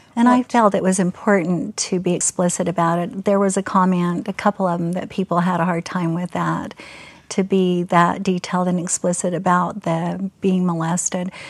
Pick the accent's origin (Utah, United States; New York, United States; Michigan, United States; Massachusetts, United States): Utah, United States; Murray; I was raised in Murray, where the Fashion Place Mall is